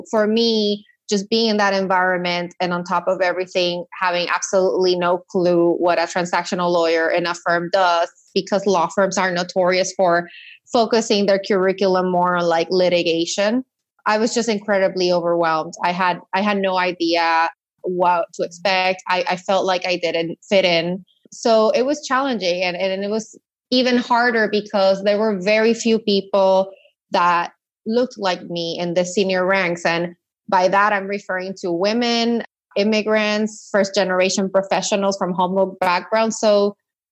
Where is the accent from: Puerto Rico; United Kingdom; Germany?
Puerto Rico; moved away as an adult; also born or lived in mainland U.S.; I'm from Puerto Rico, born and raised, went to high school there.